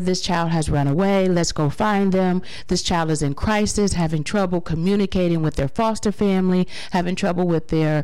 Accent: Cleveland, Ohio, United States; born and raised right here in Cleveland, Ohio. I am an Eastsider. I grew up in East Cleveland

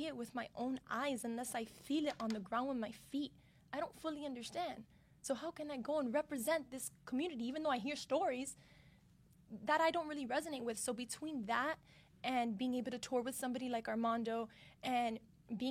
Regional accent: Miami, Florida, United States; Growing up in Miami, where there's a lot of minorities here. So I always thought, like, being Cuban in Miami was a majority thing

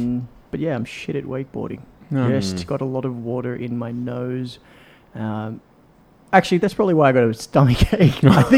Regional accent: Australia; I'm Aussie.

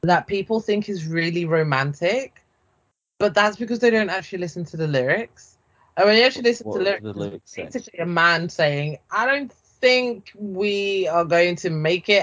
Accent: London, United Kingdom; I was in my hometown

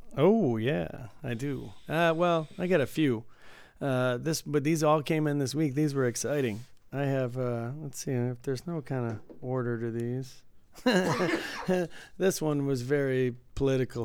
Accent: Detroit, Michigan, United States; growing up in Detroit

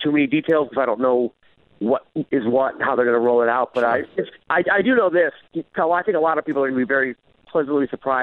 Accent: Connecticut, United States; also born or lived in Los Angeles, United States; now in Las Vegas, United States; I grew up in Connecticut

